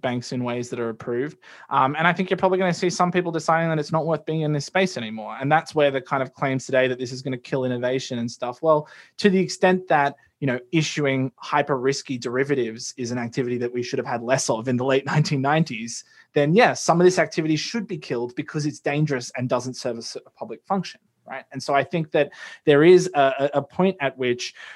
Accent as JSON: {"language": "English", "country": "Australia", "said": "as an Australian"}